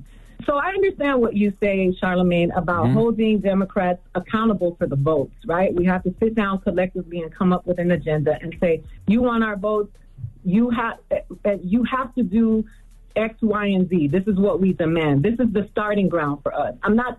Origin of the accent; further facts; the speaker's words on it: Miami, Florida, United States; Like, I grew up in Miami, and I remember Jamaicans and Bahamians having such an anti-Yankee sentiment